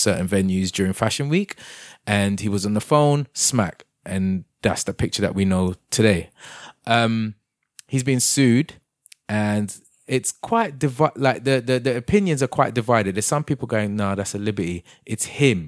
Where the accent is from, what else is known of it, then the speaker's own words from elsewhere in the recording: England, United Kingdom; I am English.